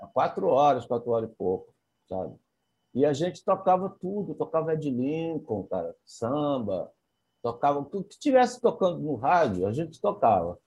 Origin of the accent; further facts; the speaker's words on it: interior of Bahia, Brazil; moved away; eu vim de uma cidade do interior da Bahia